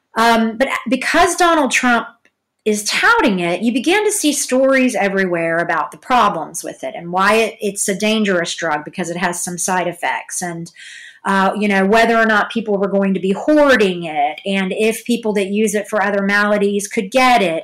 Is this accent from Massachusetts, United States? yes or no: no; Georgia, United States; also born or lived in Hollywood; now in Los Angeles, United States; I'm from Georgia